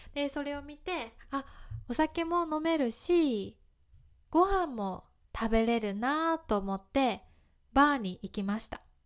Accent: Kyoto, Japan; accent: Kansai dialect; 私は関西弁を話します京都出身です

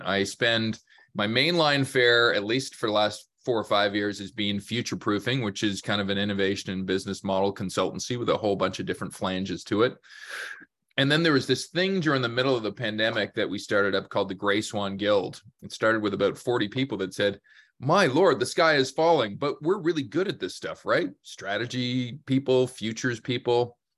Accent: Canada; born, raised in Canada, many chances to leave our fair country

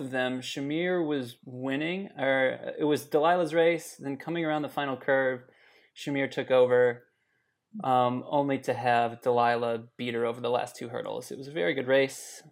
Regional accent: Minnesota, United States; I grew up in Minnesota

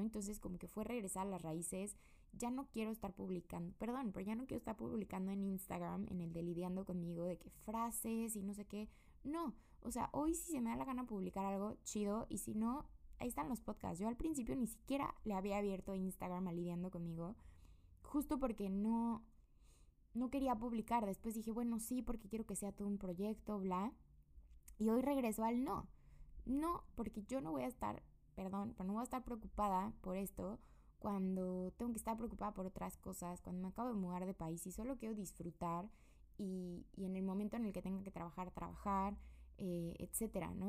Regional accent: Querétaro, Mexico; moved away as an adult; vengo de México

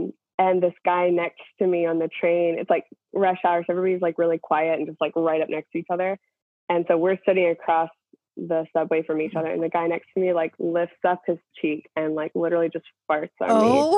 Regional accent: College Station, Texas, United States; moved away as an adult; also born or lived in Nashville / Orlando / Queens, New York; now in New York, United States; I'm from College Station.

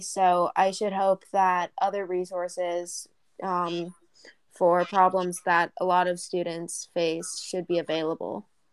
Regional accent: San Diego, California, United States; In my hometown of San Diego

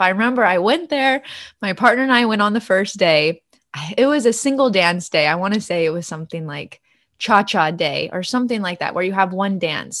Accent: United States; I'm fully American, raised by American parents and grandparents, born and raised in the United States

